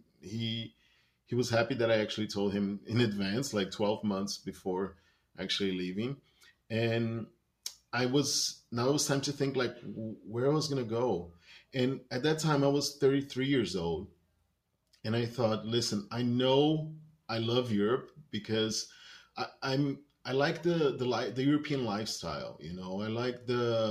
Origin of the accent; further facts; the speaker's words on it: Brazil; English is a second language; moved away as an adult; also born or lived in China; I am from Brazil. I was born in Brazil, spent most of my life in Brazil